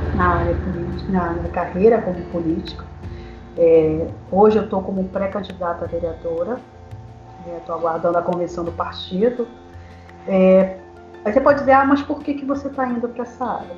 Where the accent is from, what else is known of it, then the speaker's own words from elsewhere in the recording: Belém, Pará, Brazil; moved away; eu sou paraense, mas eu sou um pouco paraense assim, meio espírito, meio cigano